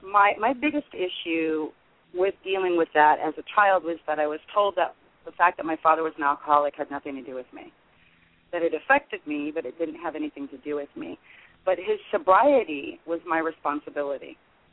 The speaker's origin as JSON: {"language": "English", "town": "Los Angeles", "region": "California", "country": "United States", "tie": "born or raised there", "also_born_or_lived": "Sherman Oaks", "said": "I was San Fernando Valley. Mm-hmm. And my father went to a couple of regular meetings, but when I was little, it was the west side of the Valley, and then as a teenager, I grew up in Sherman Oaks."}